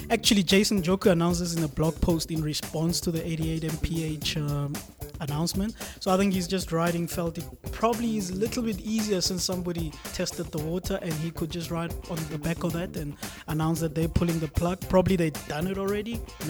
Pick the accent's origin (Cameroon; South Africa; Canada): South Africa; Bloemfontein, Free State; born there; I was born in Bloemfontein. Don't knock my hometown.